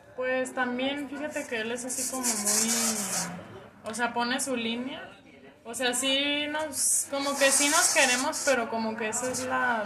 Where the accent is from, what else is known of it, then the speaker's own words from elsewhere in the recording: Guadalajara, Jalisco, Mexico; Aquí en Guadalajara, Jalisco